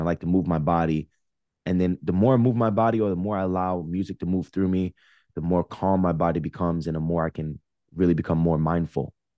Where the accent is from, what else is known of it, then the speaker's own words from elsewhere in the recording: Jersey City, New Jersey, United States; moved away as an adult; also born or lived in Los Angeles; now in New Jersey, United States; I'm from Jersey City, right on the Hudson River.